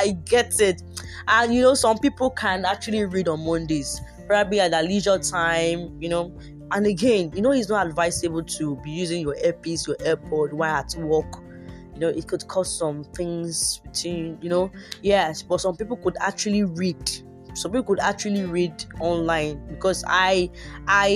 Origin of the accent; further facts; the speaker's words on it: Yorubaland, Nigeria; I'm a Nigerian and I am Yoruba.